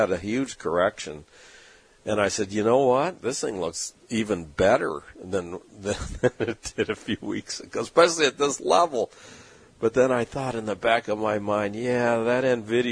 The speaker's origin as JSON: {"language": "English", "town": "San Diego", "region": "California", "country": "United States", "tie": "born or raised there", "said": "growing up in San Diego all my life"}